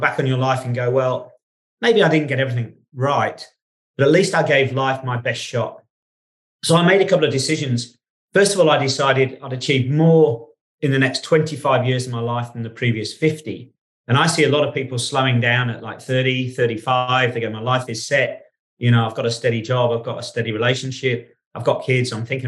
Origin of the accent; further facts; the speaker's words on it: England, United Kingdom; moved away; also born or lived in Australia; I was born in England. I grew up in England